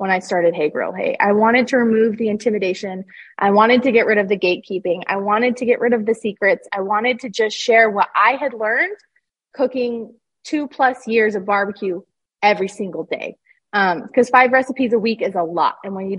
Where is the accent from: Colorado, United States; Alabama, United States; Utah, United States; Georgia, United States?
Utah, United States; I grew up in Utah.